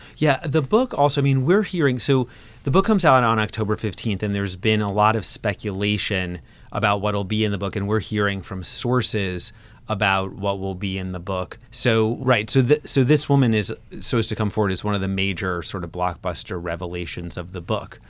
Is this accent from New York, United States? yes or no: yes; Brooklyn, New York, United States; Brooklyn, growing up in Brooklyn all the time.